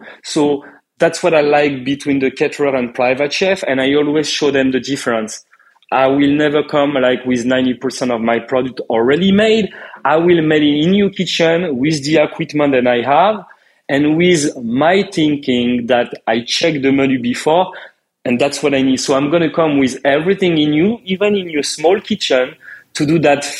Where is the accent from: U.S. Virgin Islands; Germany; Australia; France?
France; moved away as an adult; now in United States; when I come from France to America, I didn't know anyone.